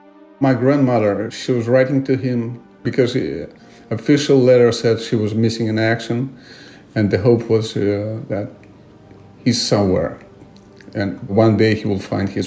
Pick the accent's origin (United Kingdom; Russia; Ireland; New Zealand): Russia; Moscow suburb, Moscow Oblast; moved away as an adult; I was born in Moscow suburb in 1959